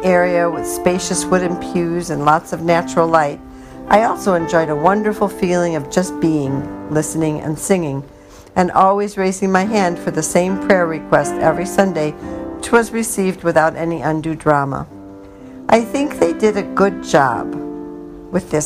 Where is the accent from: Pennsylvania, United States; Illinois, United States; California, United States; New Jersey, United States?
Illinois, United States; Chicago; also born or lived in England; my mom, now a war bride, and I came to the States on the Queen Mary to live with my dad and his Orthodox Jewish parents in the Humboldt Park neighborhood of Chicago